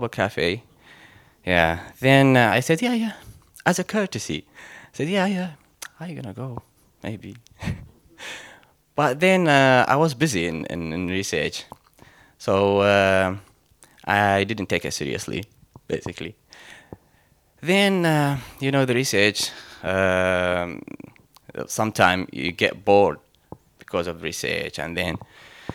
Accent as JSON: {"language": "English", "town": "Mosul", "region": "Nineveh", "country": "Iraq", "moved": "yes", "said": "I'm from Iraq. As you know, from the country of Abraham. And specifically from the city of Nineveh, the city of Jonah."}